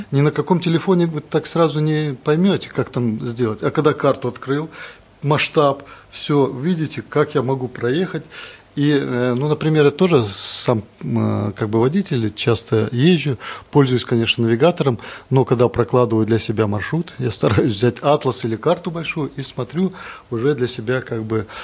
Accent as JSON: {"language": "Russian", "country": "Belarus", "said": "Мы же белорусы, мы соседняя страна"}